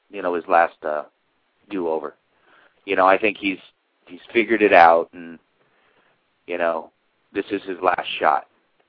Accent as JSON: {"language": "English", "country": "United States", "said": "we're American, we don't speak Japanese, or most of us don't."}